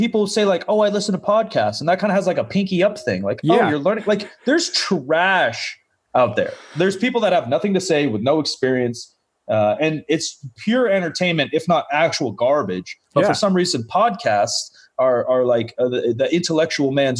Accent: Sacramento, California, United States; also born or lived in Portland; I was born in Portland, but pretty much raised in Sacramento.

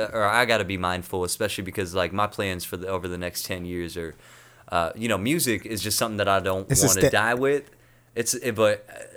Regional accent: United States; moved away as an adult; also born or lived in Toronto / South County; I'm from North County.

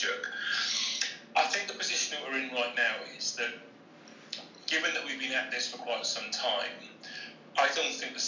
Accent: Cardiff, Wales, United Kingdom; I grew up in Cardiff in South Wales.

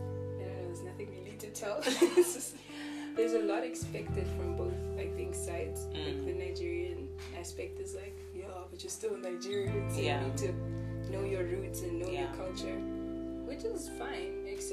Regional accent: Namibia; born or raised there

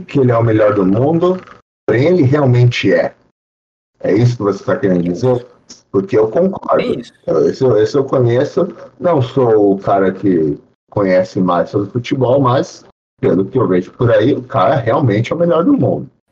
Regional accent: Brazil; now in Florida, United States; eu sou brasileiro

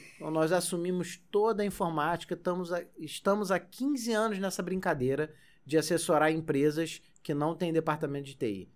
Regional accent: Magé, Rio de Janeiro, Brazil; eu cresci em Magé.

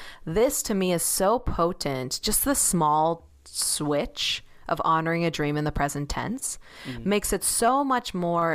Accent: Chicago, Illinois, United States; I grew up in Chicago and it's giving a lot of like Northern Michigan like field vibes.

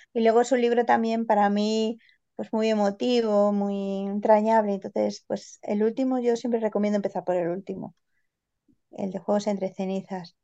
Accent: Granada, Andalusia, Spain; soy granadina

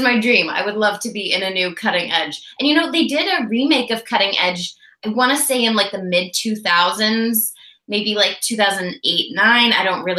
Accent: Canada; also born or lived in Vancouver, British Columbia; I am a Canadian actor and I'm based in Vancouver, British Columbia.

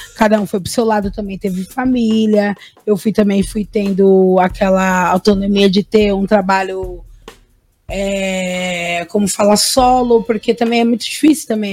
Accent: Cotia, São Paulo, Brazil; moved away as an adult; also born or lived in Embu das Artes; da cidade onde eu nasci

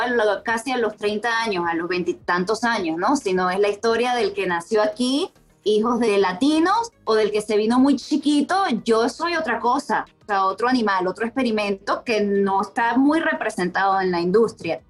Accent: Venezuela; moved away as an adult; also born or lived in Colombia / Mexico / New York / Miami; Yo emigré de Venezuela en el 2010, viví en Colombia casi tres años

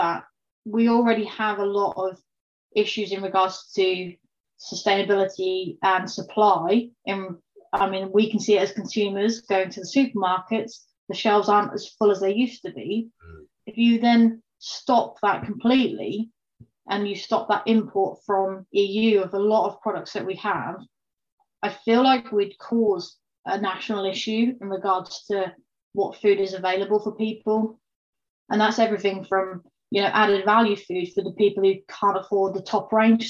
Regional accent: United Kingdom; because of the cuts that we like as British people, we like the very best cuts

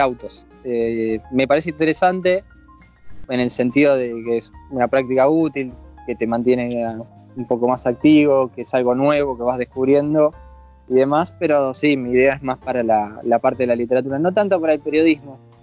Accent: Argentina; moved away as an adult; now in Vigo, Spain; soy bien argentino

